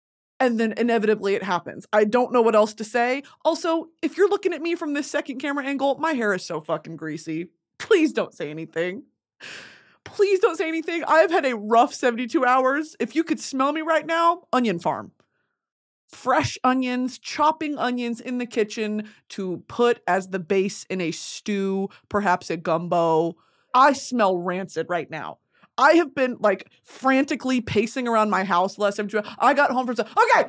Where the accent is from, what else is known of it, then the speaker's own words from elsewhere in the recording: Texas, United States; I am a woman of the South. I am a woman of hot weather. I am a fatty from Texas, okay?